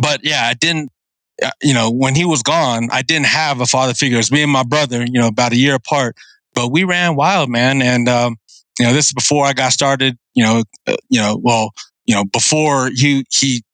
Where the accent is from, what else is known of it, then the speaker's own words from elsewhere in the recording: San Diego, California, United States; also born or lived in Guam; I was born in Guam, considered a Chamorro, but then I left to San Diego, and I don't remember much about Guam except that I was born there. But I did most of my time in National City, Paradise Hills, Southeast San Diego